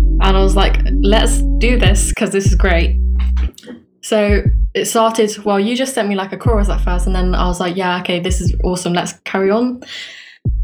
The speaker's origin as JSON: {"language": "English", "region": "England", "country": "United Kingdom", "said": "I am from England, as you can tell from my accent"}